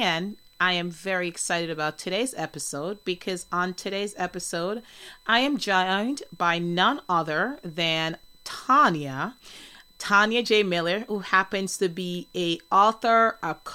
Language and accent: English; Jamaica; I'm from Jamaica